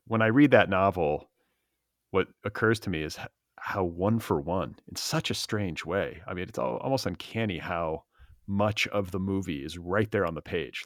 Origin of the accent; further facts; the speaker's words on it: Los Angeles, California, United States; my hometown